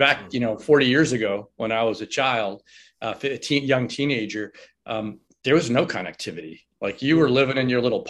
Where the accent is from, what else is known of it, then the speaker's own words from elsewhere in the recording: New York City, New York, United States; moved away; also born or lived in Florida; I grew up in New York, in Astoria, New York